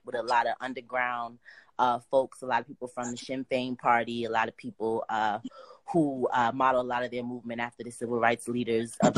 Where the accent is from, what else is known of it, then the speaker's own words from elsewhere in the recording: Boston, Massachusetts, United States; I'm from Boston